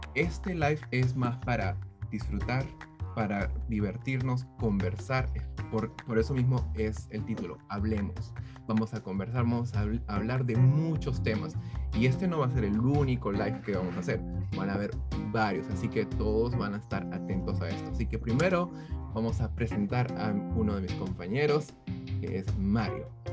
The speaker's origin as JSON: {"language": "Spanish", "country": "Peru", "also_born_or_lived": "Brooklyn, United States", "moved": "as an adult", "lives_now": "United States", "said": "Soy peruano, este, tengo ya 32 años. vine aquí a Estados Unidos como hace 13 años aproximadamente de, de Perú"}